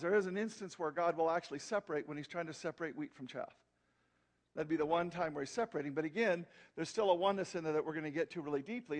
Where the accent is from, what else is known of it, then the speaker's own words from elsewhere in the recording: Wyoming, United States; moved away as an adult; also born or lived in Cheyenne, Wyoming / Arizona; I come from Wyoming.